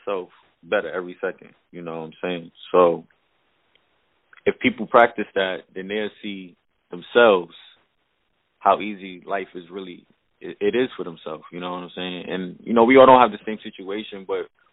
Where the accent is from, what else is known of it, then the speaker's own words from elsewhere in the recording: New York City, New York, United States; also born or lived in Queensbridge, New York; now in Cape Coral, United States; I was born in Queensbridge, and then I moved to Brooklyn, Flatbush. I lived there for the rest of my time until I moved to Florida.